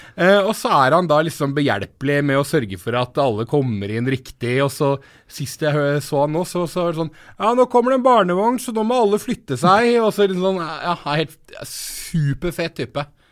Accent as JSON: {"language": "Norwegian", "region": "Telemark", "country": "Norway", "said": "vi er fra Telemark"}